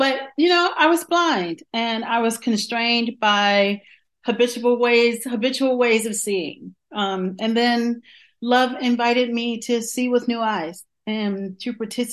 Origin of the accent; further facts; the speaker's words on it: Johnston County, North Carolina, United States; moved away; also born or lived in Washington, D.C. / Atlanta, Georgia; I was born in Washington, D.C. and raised in a very small southern town in Johnston County, North Carolina